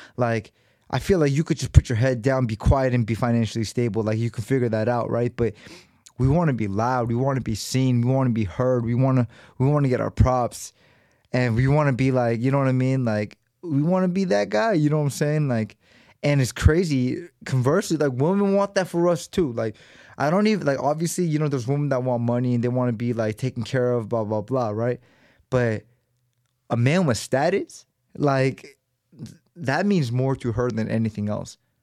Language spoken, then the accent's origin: English; United States; born and raised in America